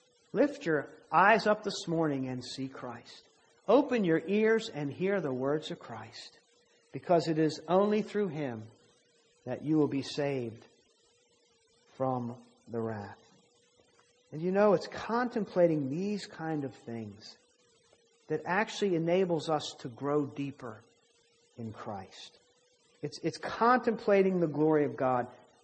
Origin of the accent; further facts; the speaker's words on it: Maryland, United States; accent: southern; now in Virginia, United States; I'm from Maryland. And when I came here, I've lived here in Virginia much longer now than I lived in Maryland. When I go home, I don't realize it about myself, but apparently I have a southern accent